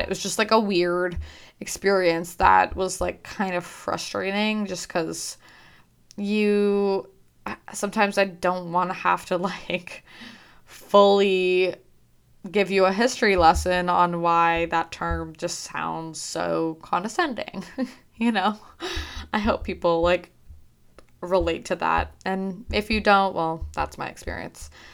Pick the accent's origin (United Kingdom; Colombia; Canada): Canada; also born or lived in Michigan, United States; I was born in Michigan and then I moved to Canada when I was six or seven, um, but my parents are fully Canadian.